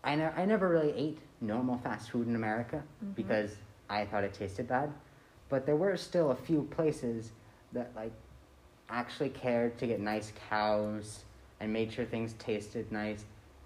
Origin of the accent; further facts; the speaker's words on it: California, United States; now in Belgium; I'm 16 years old. I live in Belgium, and I come from California.